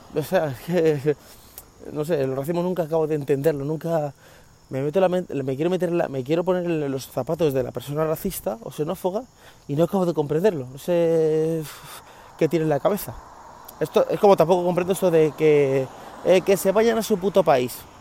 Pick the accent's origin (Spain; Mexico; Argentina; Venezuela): Spain; now in United States; yo nací en España